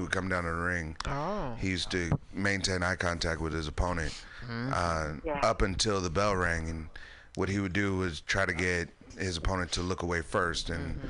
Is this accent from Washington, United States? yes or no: yes; Tacoma, Washington, United States; I grew up in Tacoma, Washington.